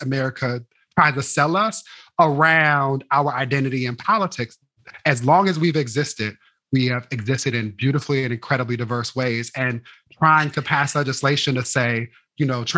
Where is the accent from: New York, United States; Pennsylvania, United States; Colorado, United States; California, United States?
California, United States; Inglewood; I'm from Inglewood